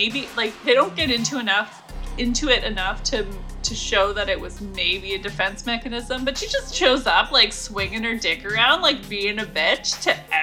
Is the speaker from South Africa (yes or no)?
no; Canada; growing up in Canada